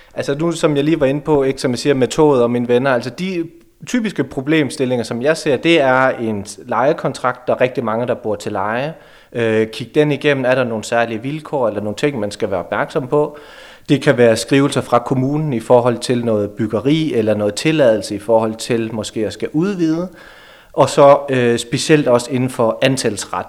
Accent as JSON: {"language": "Danish", "area": "Hasselager near Aarhus", "region": "Central Denmark Region", "country": "Denmark", "also_born_or_lived": "Aalborg / Brønderslev / Greenland", "moved": "as an adult", "said": "Jeg kommer fra Hasten ved, ved Aarhus af, udlært elektriker"}